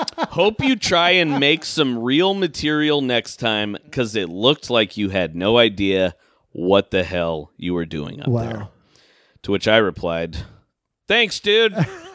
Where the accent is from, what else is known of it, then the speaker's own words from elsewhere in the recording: Vancouver, Washington, United States; from Vancouver, Estrada. Washington.